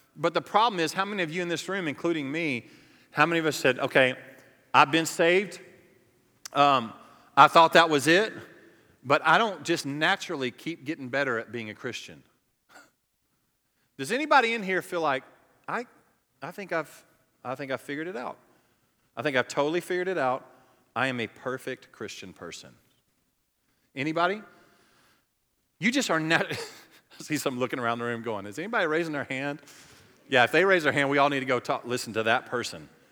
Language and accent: English; the South, United States; We're from the South. We're from the Bible Belt. It's a cultural thing for me.